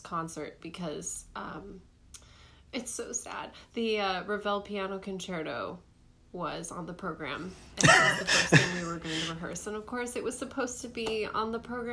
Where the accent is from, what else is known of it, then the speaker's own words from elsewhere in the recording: Oregon, United States; moved away as an adult; also born or lived in Connecticut / New York; Even though I'm from Oregon, I did my undergrad in Connecticut, and I went to the Manhattan School of Music for grad